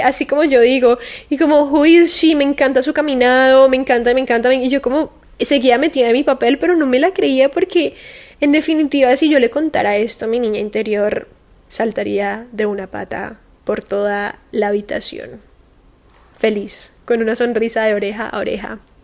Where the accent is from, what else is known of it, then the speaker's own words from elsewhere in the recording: Cali, Valle del Cauca, Colombia; now in Miami, United States; Yo vengo de Cali, que es una ciudad de Colombia muy calurosa, obviamente estoy acostumbrada al calor